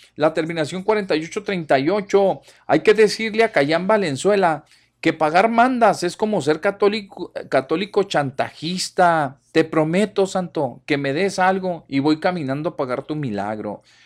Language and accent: Spanish; Ocampo, Durango, Mexico; moved away; todos los que nacimos ahí en las rancherías